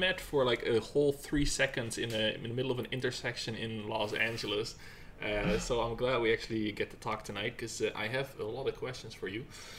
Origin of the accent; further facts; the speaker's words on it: Netherlands; moved away; I'm Dutch, right? So I'm from Netherlands.